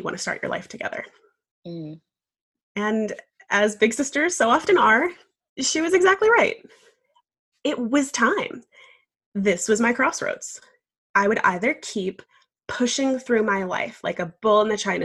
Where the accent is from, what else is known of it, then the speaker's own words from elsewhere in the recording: New York, United States; now in Savannah, United States; I'm originally from New York, but now very happily living in Savannah, Georgia